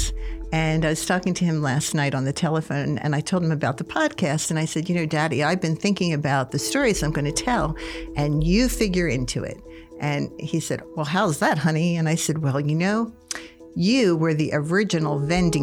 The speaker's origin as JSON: {"language": "English", "town": "Philadelphia", "region": "Pennsylvania", "country": "United States", "tie": "born or raised there", "moved": "yes", "lives_now": "Nebraska, United States", "said": "I was born in Philadelphia in 1950, and I grew up in a very typical neighborhood"}